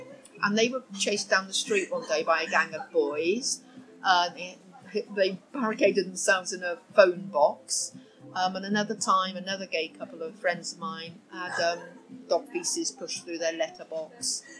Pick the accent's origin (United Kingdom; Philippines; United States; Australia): United Kingdom; Oxford, South East England; moved away as an adult; also born or lived in Swansea, Wales; now in London, United Kingdom; And I grew up in Oxford